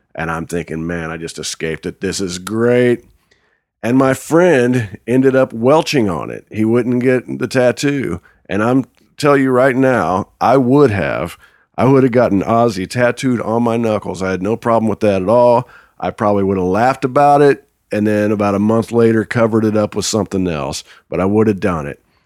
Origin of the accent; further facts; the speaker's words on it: Wanamaker, Indiana, United States; I'm from Wanamaker, Indiana